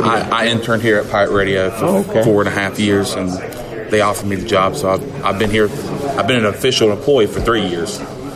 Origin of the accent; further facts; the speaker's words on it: Clinton, North Carolina, United States; moved away as an adult; now in Greenville, United States; I'm originally from Clinton, North Carolina, which is about an hour and 45 minutes away.